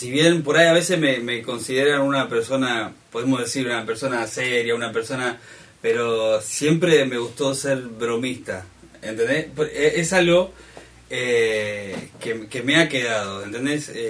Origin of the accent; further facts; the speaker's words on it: Buenos Aires, Argentina; now in Puerto Madryn, Argentina; Si bien vengo de Buenos Aires, pero ya hace unos 14 eh, años más o menos que estoy acá en Puerto Madryn.